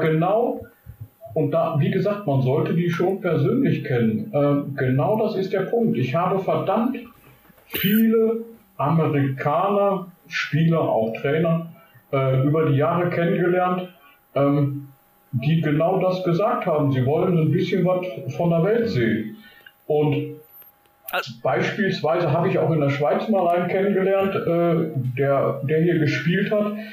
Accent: Germany; wo ich herkomme. Und ich sagte dann, good old Germany

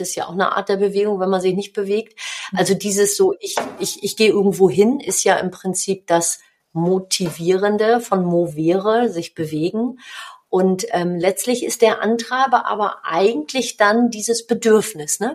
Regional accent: Hamburg, Germany; accent: Hamburgisch; moved away as an adult; now in North Rhine-Westphalia, Germany; ich bin in Hamburg geboren

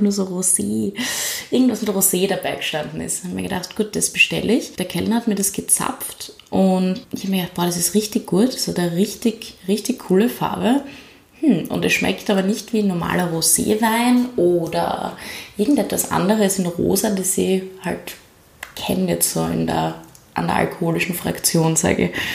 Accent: Graz, Styria, Austria; also born or lived in New York; Bin einfach aufgewachsen in Graz und lebe immer schon in Graz

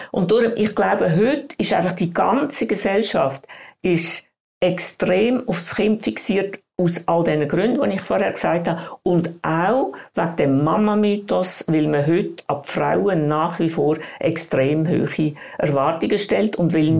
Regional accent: Switzerland; bei uns in der Schweiz

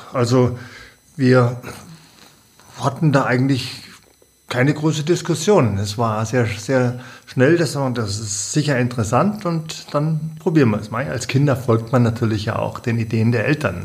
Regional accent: Bavaria, Germany; bei uns in Bayern

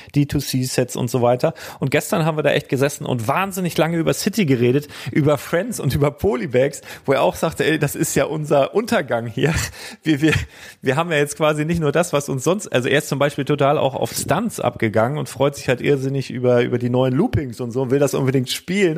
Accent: Germany; ich komme aus Deutschland

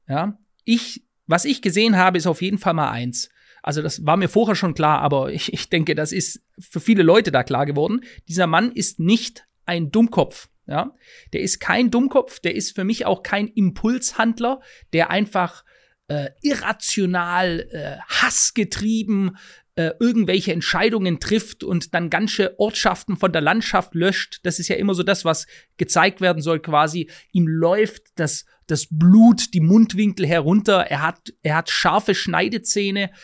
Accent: Germany; bei uns in Deutschland

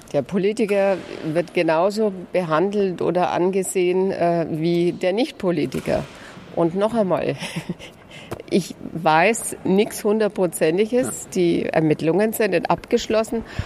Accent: Lauf an der Pegnitz, Bavaria, Germany; Ich komme aus Bayern

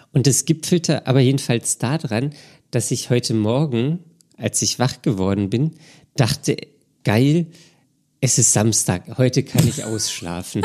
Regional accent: Berlin, Germany; ich komme halt aus Berlin und irgendwie muss ich dann auch hier bleiben

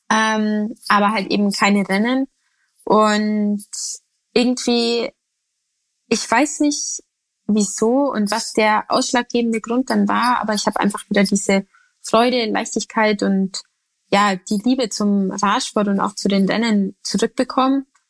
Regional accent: Bavaria, Germany; bei uns in Bayern

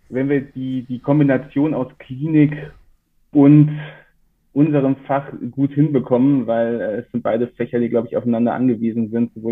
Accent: Bonn, North Rhine-Westphalia, Germany; also born or lived in Frankfurt; now in Cologne, Germany; Ursprünglich gebürtig komme ich aus Bonn, bin dann fürs Studium und die Facharztausbildung zumindest die ersten drei Jahre nach Frankfurt gegangen.

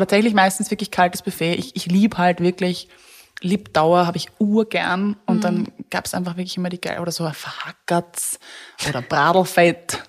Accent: Vienna, Austria; ich als Wienerin

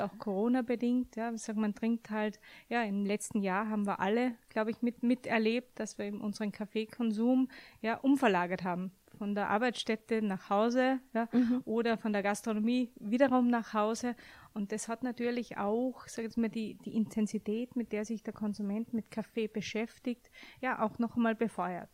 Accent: Austria; now in Frankfurt, Germany; als gebürtige Österreicherin

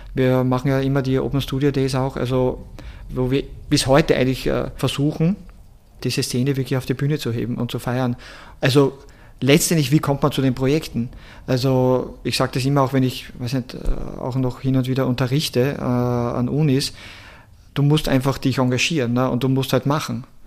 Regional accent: Seckau, Styria, Austria; moved away as an adult; also born or lived in Graz / Mexico City / New York City / Paris; meine ganze Kindheit aufgewachsen bin in Seckau, Obersteiermark

